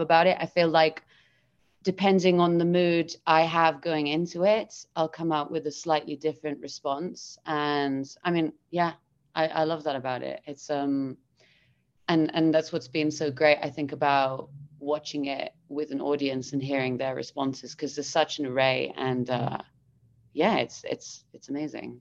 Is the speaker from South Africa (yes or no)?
no; Gibraltar; now in London, United Kingdom; I'm based in London, but I'm originally from Gibraltar